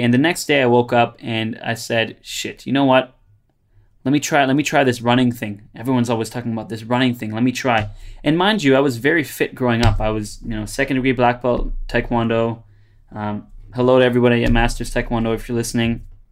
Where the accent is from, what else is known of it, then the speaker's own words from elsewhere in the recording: Brampton, Ontario, Canada; moved away as an adult; also born or lived in Toronto; now in Australia; they're from my hometown